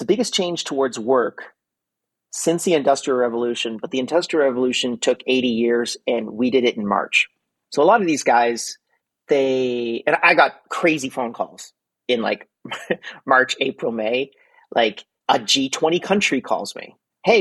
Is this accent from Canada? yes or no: yes; Montreal, Quebec, Canada; Montreal, Canada, which is my hometown